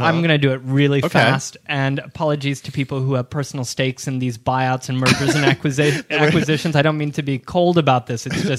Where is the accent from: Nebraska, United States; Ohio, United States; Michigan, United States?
Ohio, United States; now in New York City, United States; I grew up in Ohio with a May Company at the local mall